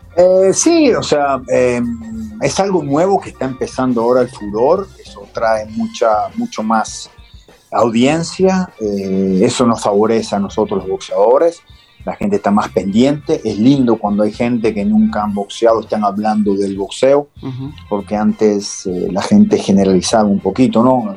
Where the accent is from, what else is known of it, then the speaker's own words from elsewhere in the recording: Argentina; los argentinos ya, estamos acostumbrados a ir de visitante